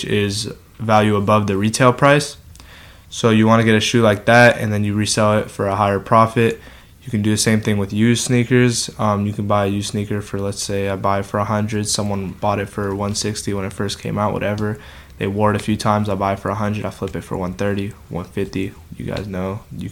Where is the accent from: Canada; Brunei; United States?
United States; El Segundo, California; I'm from El Segundo